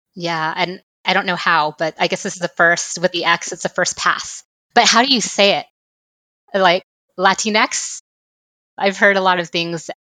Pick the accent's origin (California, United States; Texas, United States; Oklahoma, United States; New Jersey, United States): Texas, United States; I'm just from Texas